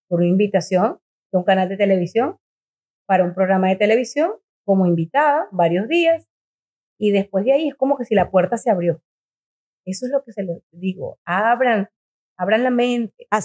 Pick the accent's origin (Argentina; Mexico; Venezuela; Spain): Venezuela; moved away as an adult; also born or lived in Miami / Montreal; Yo me fui de Venezuela